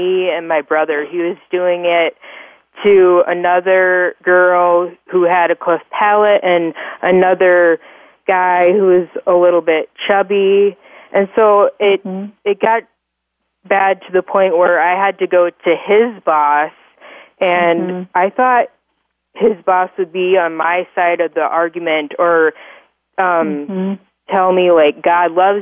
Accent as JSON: {"language": "English", "town": "Orange City", "region": "Iowa", "country": "United States", "tie": "born or raised there", "said": "I was born and raised in Orange City, Iowa"}